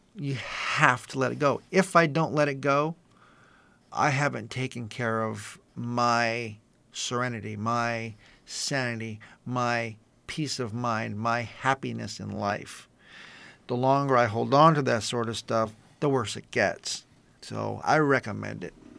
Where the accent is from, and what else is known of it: East San Gabriel Valley, California, United States; born or raised there